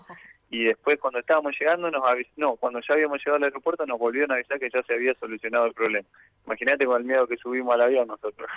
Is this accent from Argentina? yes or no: yes; Argentina; nuestro fútbol